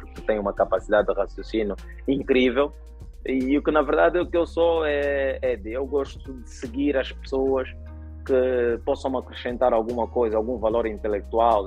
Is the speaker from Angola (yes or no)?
yes; Angola; eu sempre vivi em Angola